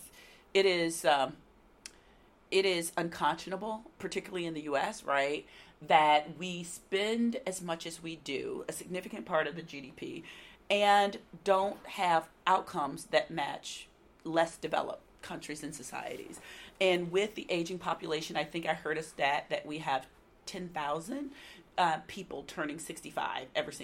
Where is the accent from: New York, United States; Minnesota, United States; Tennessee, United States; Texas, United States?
Tennessee, United States; Nashville; this being my hometown